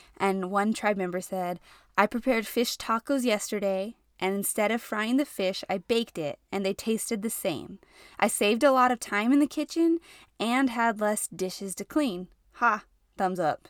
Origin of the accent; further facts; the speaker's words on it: New Mexico, United States; now in El Paso, United States; So, I live in El Paso, which is like New Mexico, Texas, Mexico all combined, and I'm from New Mexico.